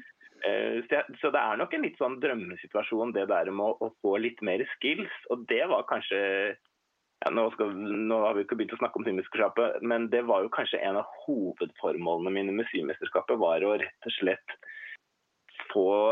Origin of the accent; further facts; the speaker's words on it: Hurum, Viken, Norway; now in Oslo, Norway; Jeg har vokst opp på Hurum ute på landet, men mm. flytta etter hvert til Oslo